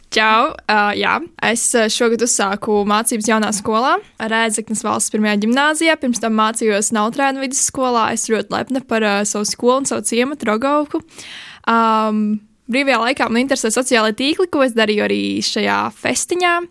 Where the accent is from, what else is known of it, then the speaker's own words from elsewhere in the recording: Latvia; no tās puses, no kurienes es nāku, no Rogaukas